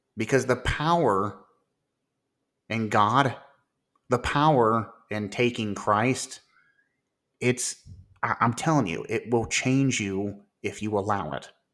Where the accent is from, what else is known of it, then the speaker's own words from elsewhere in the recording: Ohio, United States; my home state of Ohio